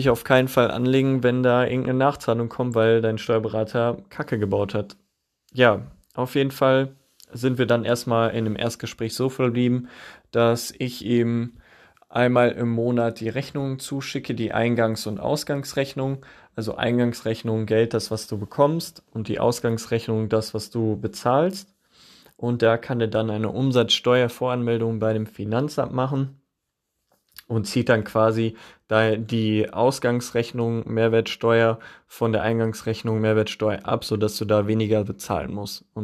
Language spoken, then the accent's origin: German; Witten, North Rhine-Westphalia, Germany; Und zum einen hatten die auch einen Standort hier bei mir, bei meinem Heimatort in Witten.